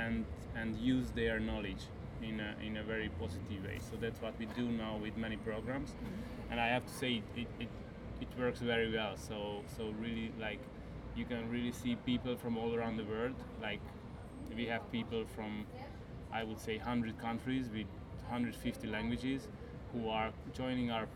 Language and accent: English; Hungary; moved away as an adult; also born or lived in Barcelona, Spain; now in Switzerland; I'm coming from Hungary, so I lived a little bit in Barcelona and most of my time in Hungary, and now I live now for 9 years in Switzerland